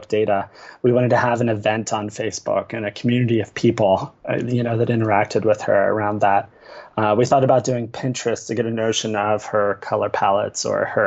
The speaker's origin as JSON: {"language": "English", "region": "Ohio", "country": "United States", "tie": "born or raised there", "said": "I grew up in Ohio"}